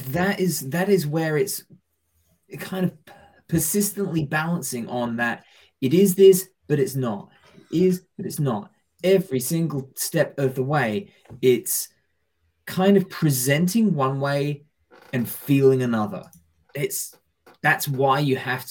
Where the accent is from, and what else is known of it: England, United Kingdom